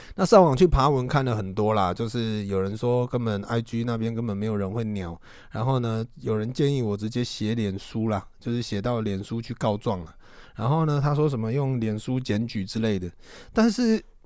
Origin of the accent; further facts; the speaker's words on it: Taiwan; accent: Taiwanese Mandarin; 我这个算是台湾国语吧